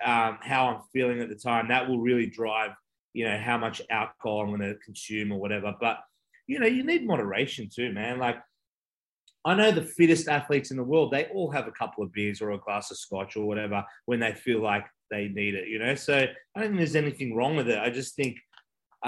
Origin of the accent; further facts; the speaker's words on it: Australia; I'm Australian